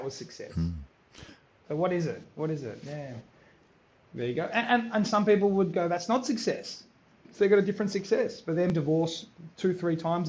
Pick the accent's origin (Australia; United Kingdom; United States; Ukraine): Australia; I'm a first generation Australian. My parents were born in Croatia. I was born in Australia